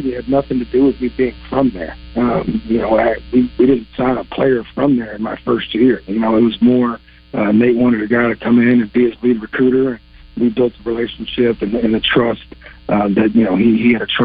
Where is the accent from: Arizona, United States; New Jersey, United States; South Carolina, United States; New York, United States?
New York, United States; Western; moved away as an adult; also born or lived in Bolivar, New York / Jamestown, New York / Buffalo, New York / Alabama; now in Arkansas, United States; born and raised in Western New York, suburbs of Buffalo, Bolivar, New York, where I was raised till seventh grade, and the family relocated to Jamestown, New York, down in the southern tier